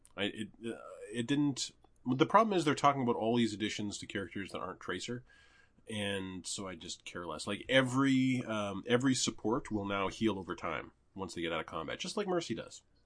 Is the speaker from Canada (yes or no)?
yes; Canada; as a Canadian